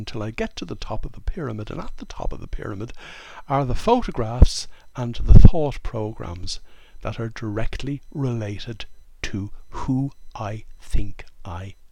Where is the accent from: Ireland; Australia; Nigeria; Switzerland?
Ireland; I grew up in Ireland in the late 1950s, the early 1960s.